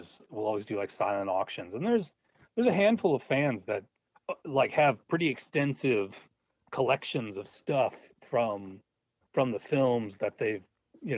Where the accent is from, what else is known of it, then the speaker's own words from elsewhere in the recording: Minneapolis, Minnesota, United States; I grew up in Minneapolis